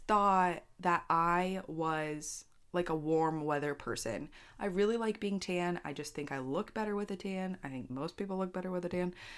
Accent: Pennsylvania, United States; moved away; I grew up in Pennsylvania

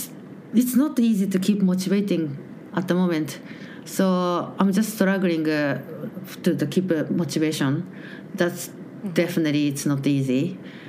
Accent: Japan; English is a second language; moved away as an adult; now in Melbourne, Australia; I'm from Japan

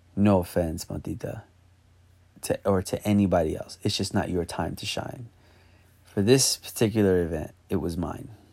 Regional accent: New York, United States; I'm from New York

